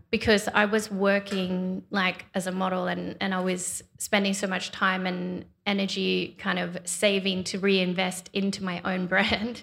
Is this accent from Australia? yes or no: yes; Australia; growing up in Australia